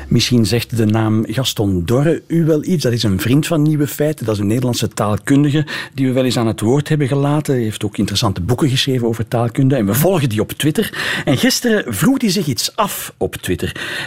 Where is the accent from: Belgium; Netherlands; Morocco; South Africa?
Belgium; Flanders; Ik als Vlaming